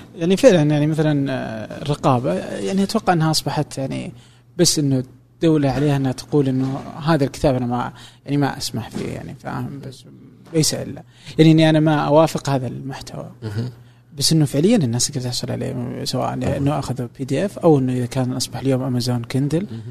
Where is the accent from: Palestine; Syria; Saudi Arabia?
Saudi Arabia; عندنا في السعوديه